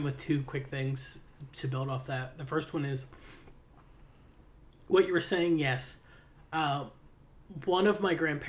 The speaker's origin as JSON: {"language": "English", "region": "Appalachia", "country": "United States", "said": "I'm straight Appalachian."}